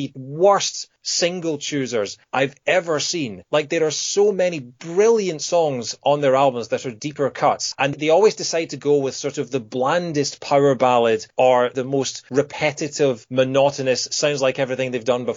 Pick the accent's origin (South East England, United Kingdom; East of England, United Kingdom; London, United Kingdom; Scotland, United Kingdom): Scotland, United Kingdom; moved away as an adult; also born or lived in Kent; I moved from Scotland down to Kent, so I was 400 miles away from home